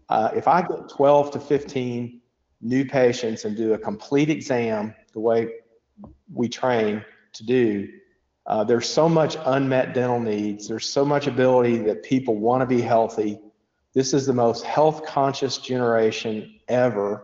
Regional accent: Bowling Green, Kentucky, United States; moved away as an adult; now in Lexington, United States; I grew up in uh, Southern Kentucky in Bowling Green, uh, Western Kentucky

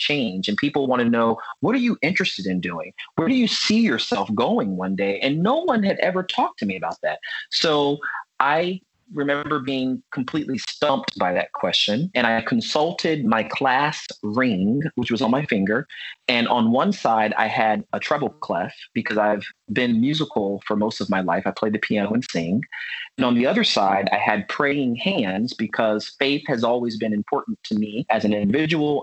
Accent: Virginia Beach, Virginia, United States; I grew up in Virginia Beach, Virginia

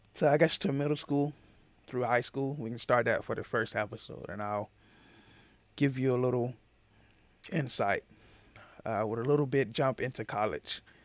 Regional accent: Atlanta, Georgia, United States; growing up in Atlanta

